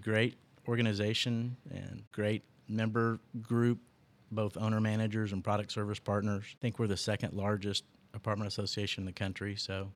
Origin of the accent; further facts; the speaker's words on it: Tulsa, Oklahoma, United States; moved away as an adult; also born or lived in Charlotte, North Carolina / Arlington, Texas; now in Dallas, United States; Born here, but grew up in Oklahoma.